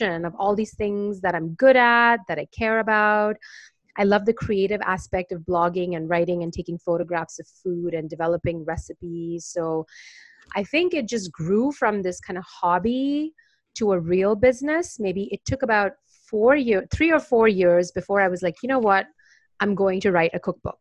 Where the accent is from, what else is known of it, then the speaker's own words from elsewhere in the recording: India; now in Brooklyn, United States; growing up in India